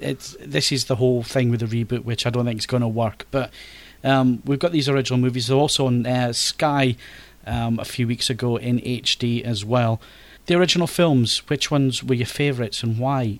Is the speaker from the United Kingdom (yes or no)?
yes; Scotland, United Kingdom